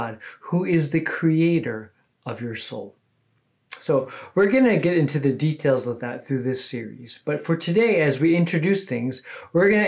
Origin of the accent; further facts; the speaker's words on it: California, United States; now in Houston, United States; I'm originally from California, but I've been a Texan now for over 20 years